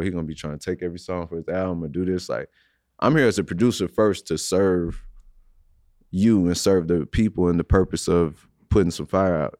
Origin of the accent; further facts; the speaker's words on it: St. Louis, Missouri, United States; I'm from Saint Louis, born and raised.